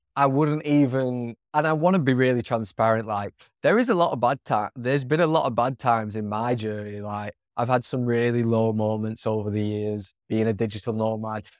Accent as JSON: {"language": "English", "region": "England", "country": "United Kingdom", "moved": "as an adult", "said": "the area of England I'm from is not the most multicultural"}